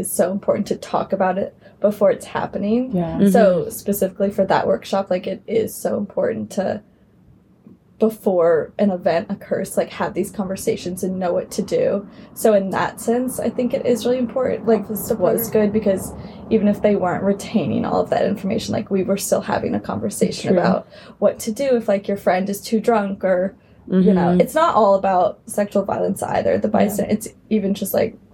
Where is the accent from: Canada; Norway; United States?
United States; South Carolina; moved away as an adult; I'm from South Carolina.